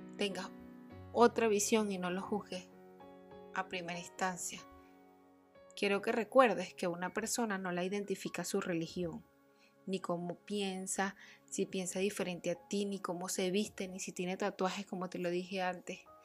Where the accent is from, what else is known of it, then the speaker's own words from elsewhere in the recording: Barquisimeto, Lara, Venezuela; Nací en Barquisimeto, Venezuela